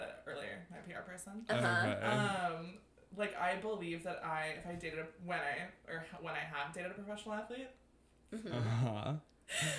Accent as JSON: {"language": "English", "region": "Minnesota", "country": "United States", "said": "I'm from Minnesota"}